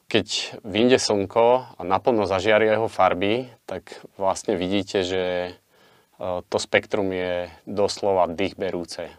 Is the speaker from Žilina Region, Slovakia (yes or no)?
yes; Liptov, Žilina Region, Slovakia; ako malý chlapec v nízkych Tatrách a v našom okolí, keďže obidvaja sme z Liptova